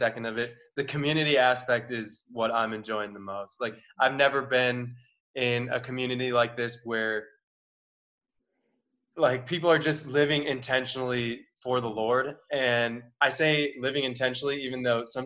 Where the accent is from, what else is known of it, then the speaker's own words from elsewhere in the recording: Wisconsin, United States; also born or lived in Milwaukee area; I'm from Wisconsin. So I just left the Milwaukee area